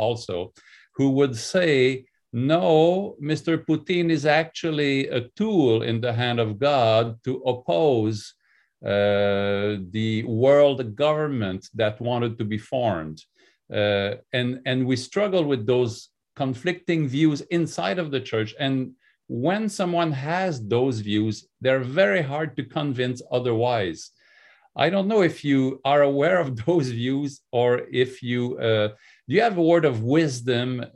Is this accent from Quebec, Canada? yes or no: yes; Quebec, Canada; accent: French; I am French Canadian